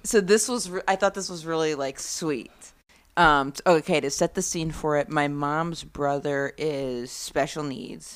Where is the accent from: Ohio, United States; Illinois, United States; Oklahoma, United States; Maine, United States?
Maine, United States; rural; moved away as an adult; also born or lived in Boston / New York; I grew up in really rural Maine